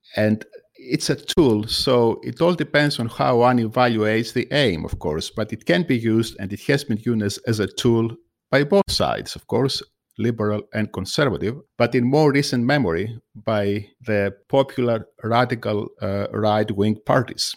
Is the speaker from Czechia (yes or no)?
no; Greece; also born or lived in United States; now in United Kingdom; I am from Greece